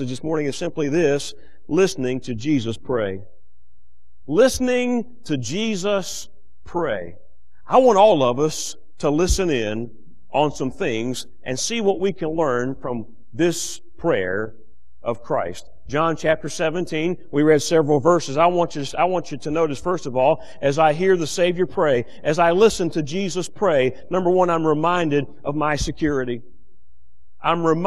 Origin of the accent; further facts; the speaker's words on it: United States; as an American and as a child of God